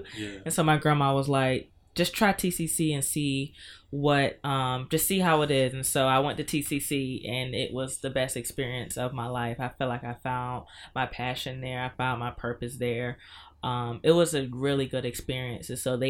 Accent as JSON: {"language": "English", "town": "Norfolk", "region": "Virginia", "country": "United States", "tie": "born or raised there", "said": "I was raised in Norfolk. I always am happy when I get to rep Norfolk. But yeah, I was raised in Norfolk."}